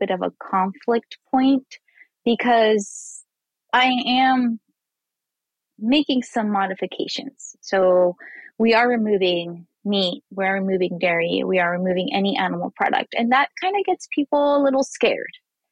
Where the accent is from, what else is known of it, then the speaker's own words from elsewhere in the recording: northern Mexico, Mexico; moved away as an adult; now in United States; I'm Mexican myself. I was born in Mexico, but I've lived in the United States, I think more than like 12 years now. So I've been here for a while. And I grew up on the border of Texas and Mexico.